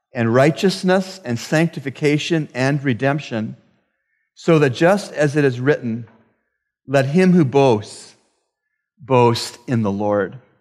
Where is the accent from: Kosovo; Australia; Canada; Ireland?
Canada; I am from Canada, the land of lakes and forests.